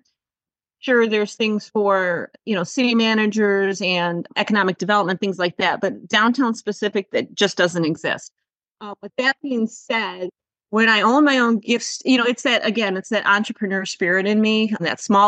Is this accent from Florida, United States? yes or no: no; Oakland County, Michigan, United States; I grew up in Oakland County, but not in a downtown per se.